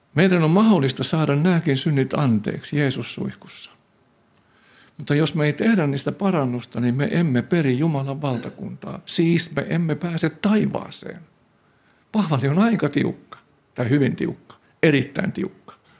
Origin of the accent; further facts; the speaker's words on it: Tampere, Pirkanmaa, Finland; mä olen syntynyt Härmälässä Koiviston kylän vieressä